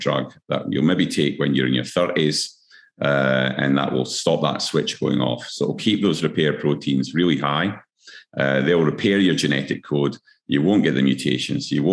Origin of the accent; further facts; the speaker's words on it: Scotland, United Kingdom; now in Queensland, Australia; I'm Scottish as well.